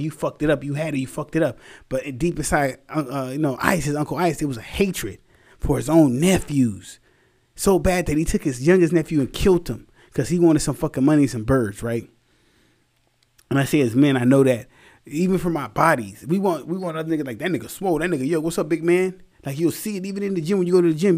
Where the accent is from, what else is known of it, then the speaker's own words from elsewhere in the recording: Anaheim, California, United States; also born or lived in Santa Ana, California; I'm from Santa Ana and Anaheim